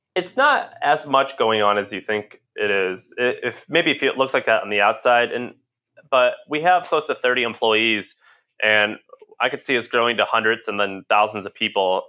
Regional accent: St. Louis, Missouri, United States; moved away as an adult; also born or lived in Nashville, Tennessee; I'm from Saint Louis, Missouri

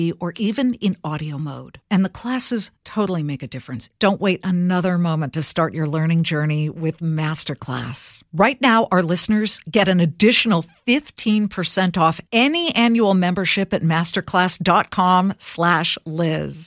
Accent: Los Angeles, California, United States; my hometown of Los Angeles

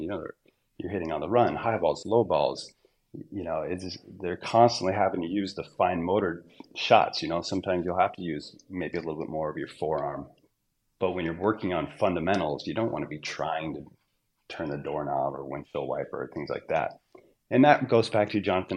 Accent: Southern Utah, United States; also born or lived in Southern California / Orange County, California; When I was four years old, we moved to Southern Utah

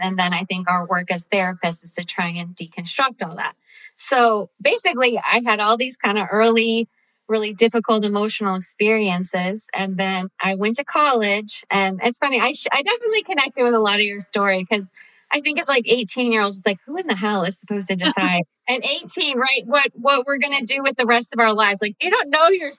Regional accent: Cincinnati, Ohio, United States; moved away as an adult; also born or lived in Chicago / Los Angeles; I grew up in Cincinnati, but I had moved

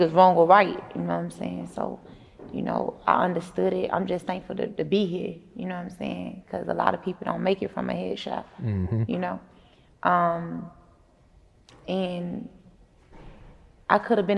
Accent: Atlanta, Georgia, United States; Me growing up on Cleveland

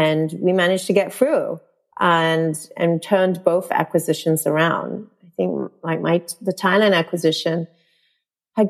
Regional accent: New Zealand; moved away as an adult; also born or lived in Malaysia; growing up in New Zealand, and I went to an all-girls school

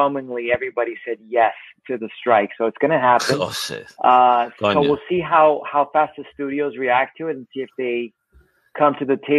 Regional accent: Miami, Florida, United States; I grew up in Miami myself

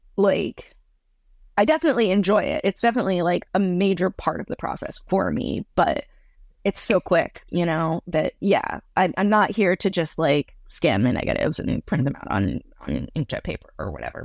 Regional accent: Boston, Massachusetts, United States; I grew up in Boston, Massachusetts

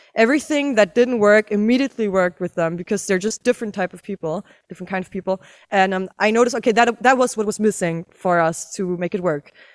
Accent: Berlin, Germany; all of us born and raised in Berlin, actually. Still live in Berlin

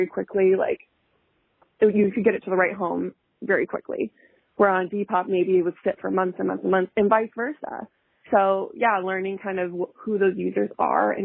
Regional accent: Montana, United States; moved away; I'm from Montana originally

